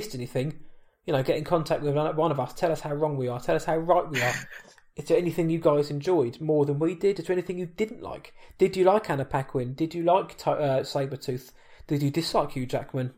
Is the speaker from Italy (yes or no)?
no; England, United Kingdom; I'm from England